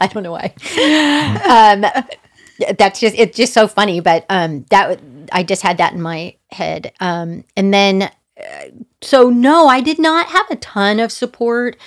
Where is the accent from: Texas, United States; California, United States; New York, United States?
California, United States; Manhattan Beach; I was born in Manhattan Beach, California